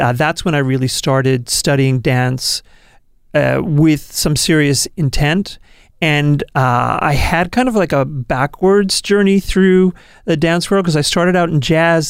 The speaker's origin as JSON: {"language": "English", "region": "New York", "country": "United States", "moved": "yes", "lives_now": "Portland, United States", "said": "I'm from New York originally."}